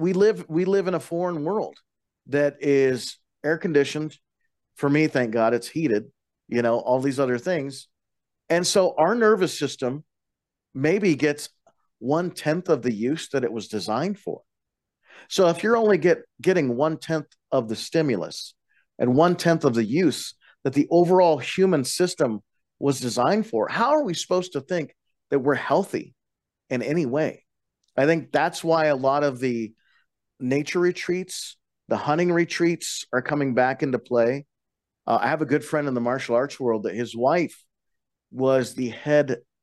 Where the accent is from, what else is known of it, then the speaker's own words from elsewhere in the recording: Colorado, United States; I was raised on the Western Slope, 15 miles outside of the Rocky Mountain National Park. We had a 4-day school week